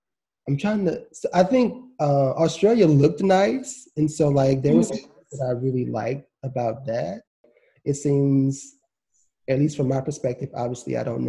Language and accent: English; United States; because I'm American and these are not my values.